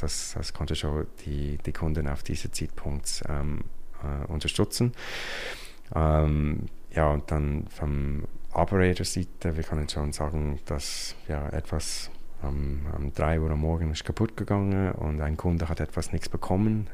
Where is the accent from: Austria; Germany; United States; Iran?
United States; German is a second language; moved away as an adult; now in Switzerland; ich bin ursprünglich ein Amerikaner und äh, ich bin schon seit über 20 Jahren in der Schweiz.